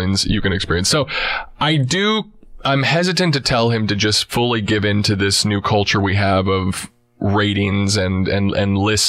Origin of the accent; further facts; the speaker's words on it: Texas, United States; I grew up in Texas.